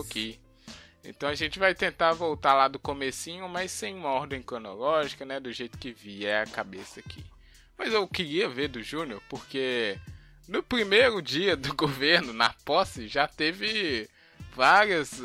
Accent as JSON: {"language": "Portuguese", "country": "Brazil", "said": "a gente é brasileiro"}